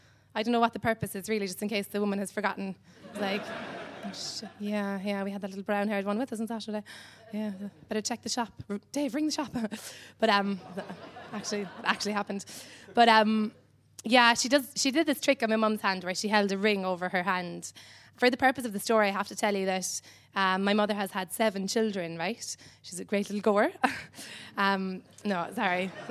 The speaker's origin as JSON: {"language": "English", "town": "Cobh", "region": "Munster", "country": "Ireland"}